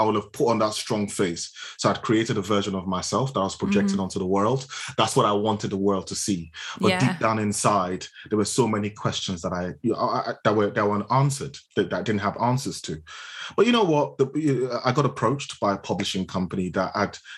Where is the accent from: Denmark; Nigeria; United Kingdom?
Nigeria; moved away; I spent half my life in Nigeria, which is where I was born. Growing up in Nigeria